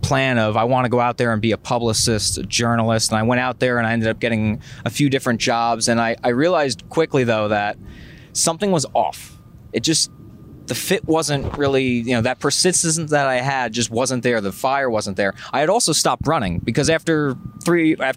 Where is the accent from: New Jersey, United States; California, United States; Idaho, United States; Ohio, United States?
New Jersey, United States; Monmouth County; I'm from Monmouth County. Yeah. So I'm a Jersey guy